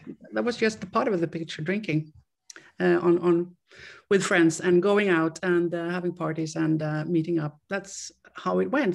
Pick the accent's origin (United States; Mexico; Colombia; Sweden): Sweden; now in Austria; I am from Sweden and I grew up in Sweden. I still live in, in Europe, but I still in, uh, in, uh, in Austria.